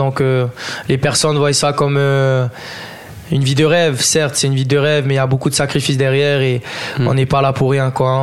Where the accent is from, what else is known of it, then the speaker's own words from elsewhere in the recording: French Polynesia; Je suis originaire de Tahiti, je suis demi-tahitien, demi-français.